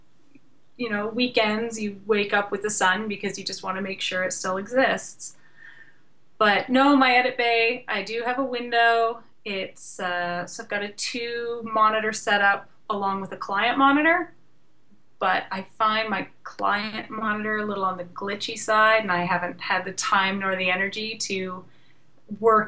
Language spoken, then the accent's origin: English; Canada; I'm Canadian